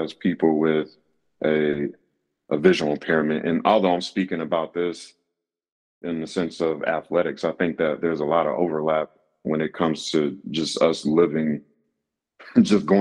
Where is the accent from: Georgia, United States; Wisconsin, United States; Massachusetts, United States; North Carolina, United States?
North Carolina, United States; Raleigh; I'm from Raleigh, North Carolina.